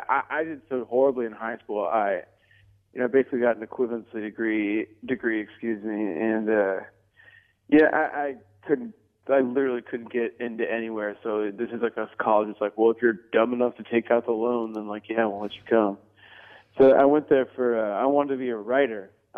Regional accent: Rockford, Illinois, United States; moved away as an adult; now in Chicago, United States; No, I'm from Rockford, like an hour away.

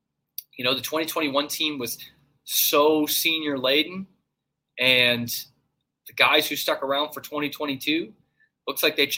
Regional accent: Northeast, United States; And I'm from the Northeast. No idea.

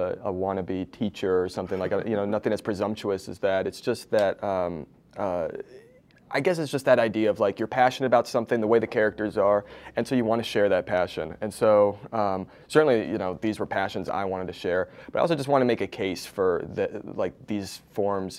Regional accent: East Coast, United States; moved away as an adult; now in Los Angeles, United States; I live in LA now, but I grew up on the East Coast

